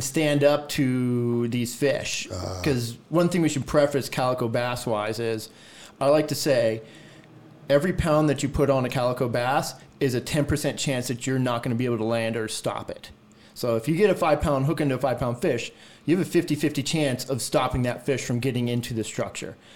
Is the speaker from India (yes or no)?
no; Orange County, California, United States; also born or lived in Mammoth Lakes, California / San Diego, California; growing up in uh, Orange County